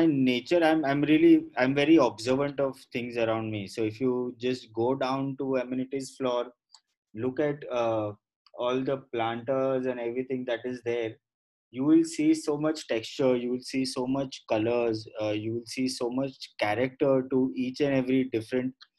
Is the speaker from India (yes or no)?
yes; Mumbai, Maharashtra, India; Born and brought up in Mumbai